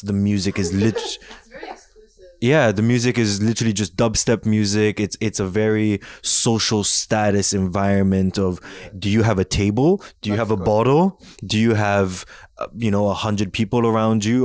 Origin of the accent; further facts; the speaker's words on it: Singapore; moved away as an adult; now in Montreal, Canada; I grew up in Singapore for 18 years of my life